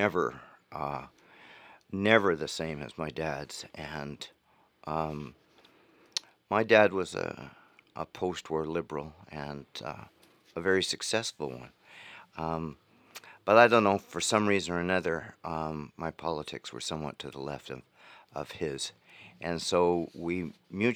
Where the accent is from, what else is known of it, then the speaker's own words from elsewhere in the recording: Thunder Bay, Ontario, Canada; also born or lived in Peterborough, Ontario; now in Chelsea, Canada; I grew up in Thunder Bay, and I go back there.